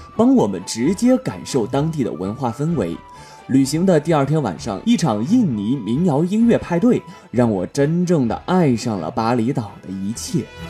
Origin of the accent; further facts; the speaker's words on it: China; 我们是来自中国